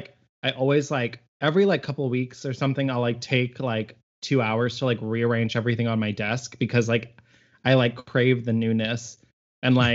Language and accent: English; Harper, Texas, United States; in my hometown. If you're ever driving through Harper, Texas